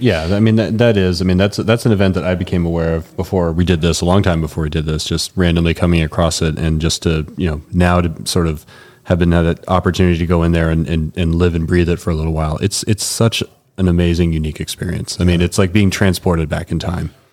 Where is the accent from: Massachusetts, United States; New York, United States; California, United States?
Massachusetts, United States; New England, just outside of Boston; now in Denver, United States; I grew up in New England, uh, just outside of Boston